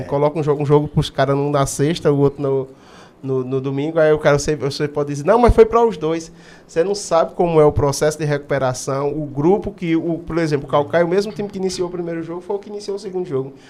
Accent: Juazeiro do Norte, Ceará, Brazil; sou aqui de Juazeiro, sou aqui desse bairro aqui, praticamente aqui do bairro Santa Teresa. Crescido na, na Rua das Flores

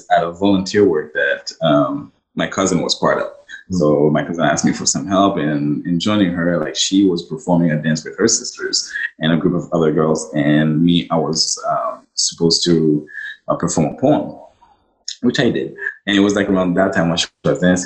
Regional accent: Haiti; now in Ottawa, Canada; Regular guy from Ottawa, born and raised in Haiti

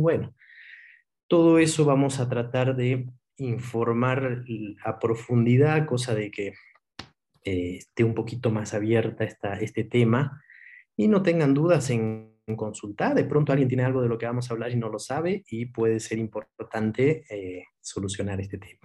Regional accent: Cochabamba, Bolivia; moved away as an adult; also born or lived in Buenos Aires, Argentina; yo soy cochabambino

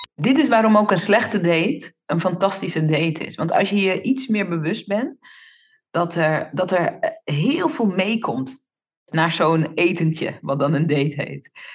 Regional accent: Netherlands; Ik ben in Nederland geboren, maar ik ben natuurlijk opgegroeid in Nederland, maar in de Surinaamse cultuur.

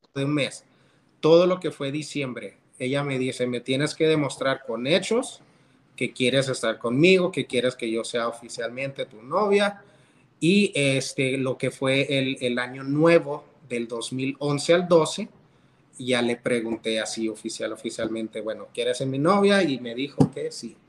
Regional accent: Canutillo, Texas, United States; also born or lived in Monterrey; me crié en una iglesia en Canutillo

